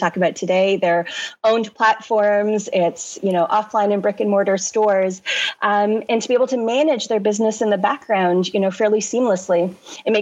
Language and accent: English; Toronto, Ontario, Canada; moved away as an adult; now in London, United Kingdom; I'm born and raised originally in Canada, grew up in Toronto